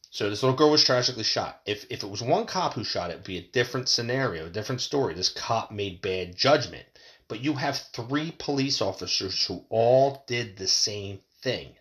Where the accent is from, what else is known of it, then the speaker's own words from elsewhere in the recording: United States; as American people